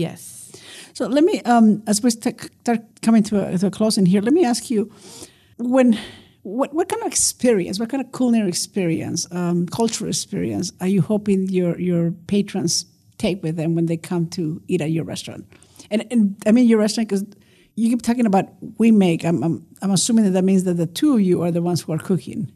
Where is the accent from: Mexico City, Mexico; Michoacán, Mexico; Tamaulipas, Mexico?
Tamaulipas, Mexico; Nuevo Laredo; now in El Paso, United States; a dish that I grew up eating in Nuevo Laredo